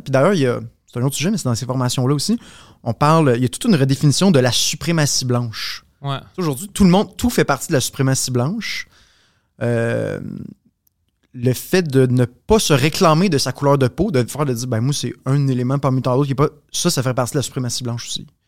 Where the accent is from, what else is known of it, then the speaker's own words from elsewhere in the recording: Quebec, Canada; nous en tant que Québécois